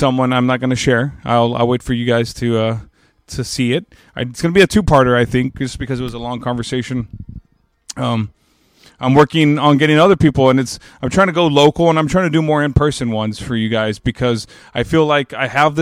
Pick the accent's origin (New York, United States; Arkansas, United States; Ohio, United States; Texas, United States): Texas, United States; as a Texan